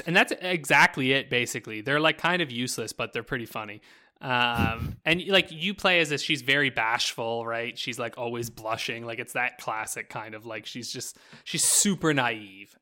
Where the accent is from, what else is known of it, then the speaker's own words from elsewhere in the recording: New Brunswick, Canada; now in Alberta, Canada; when I grew up in New Brunswick